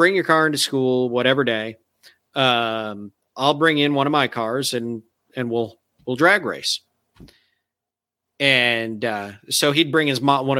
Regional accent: Michigan, United States; moved away; this 2-lane back road where I grew up in Michigan

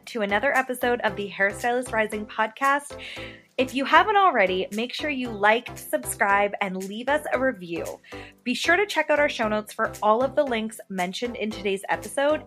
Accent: England, United Kingdom; moved away; England is actually where I was born and where I'm from

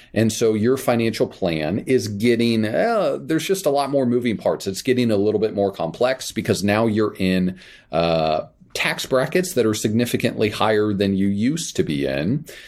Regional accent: Kansas, United States; moved away; I grew up in Kansas

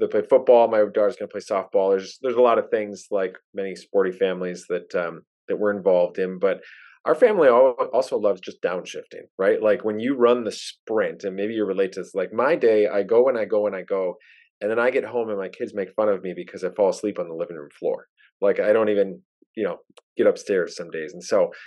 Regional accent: Wisconsin, United States; accent: thick Wisconsin; I don't know if I'm a true Wisconsinite in a lot of senses

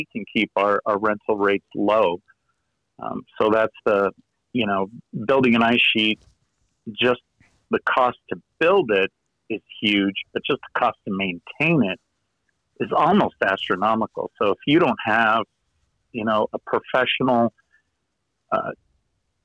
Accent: Southern California, United States; now in Utah, United States; I'm originally from Southern California

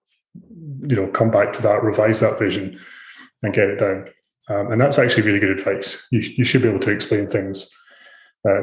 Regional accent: Scotland, United Kingdom; moved away as an adult; also born or lived in Ireland; now in Australia; So I'm originally from Scotland. I've been in Australia for about 12 years

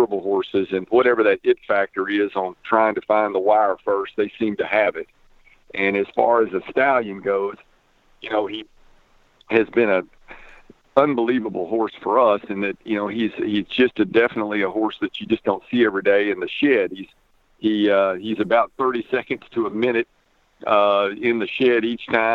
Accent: Arkansas, United States; moved away; I'm from Arkansas, wanted to get back home

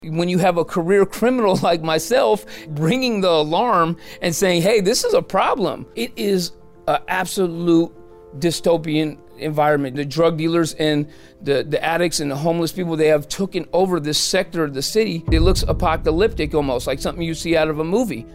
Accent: San Francisco, California, United States; I'm from San Francisco. I was born and raised there.

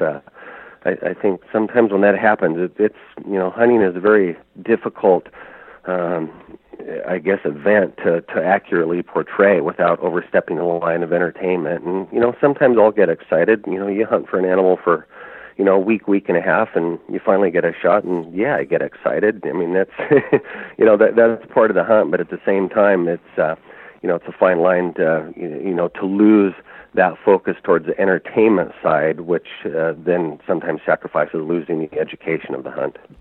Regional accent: Oregon, United States; moved away as an adult; also born or lived in Arctic Alaska; I grew up trapping here in Oregon.

